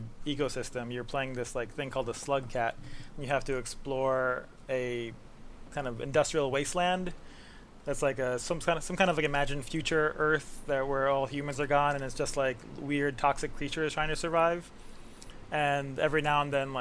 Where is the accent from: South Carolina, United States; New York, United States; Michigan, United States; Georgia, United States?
New York, United States; New York City; From the Bronx.